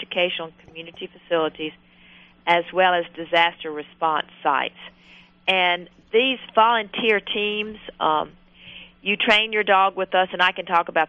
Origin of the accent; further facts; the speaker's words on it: the South, United States; I'm obviously from the South.